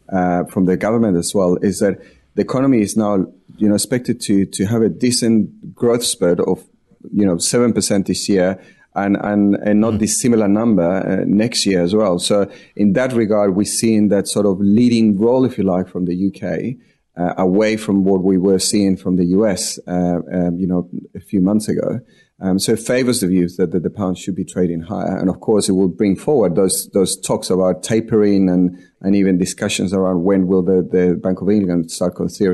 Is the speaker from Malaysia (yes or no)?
no; Chile; now in Sydney, Australia; I'm from Chile.